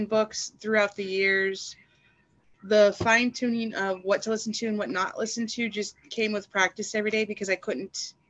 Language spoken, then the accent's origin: English; the South, United States; I was raised in the South by a former military father, and I was a trucker.